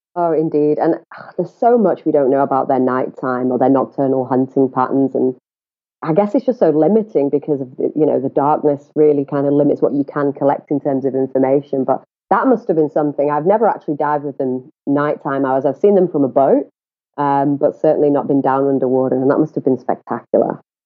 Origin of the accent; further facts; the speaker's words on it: England, United Kingdom; accent: northern; moved away as an adult; now in South Africa; I hail from the UK